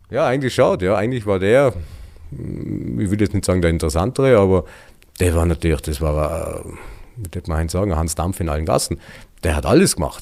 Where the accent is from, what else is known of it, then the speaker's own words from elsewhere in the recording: Elbigenalp, Tyrol, Austria; kaufen wir das in Elbingalb. Und seitdem sind wir da.